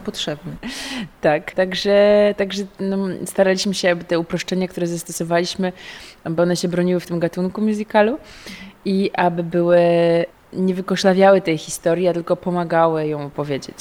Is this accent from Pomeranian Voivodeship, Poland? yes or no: yes; Gdańsk, Pomeranian Voivodeship, Poland; No ja też jestem stąd... Y, z Gdańska, tu się urodziłam, tu się wychowałam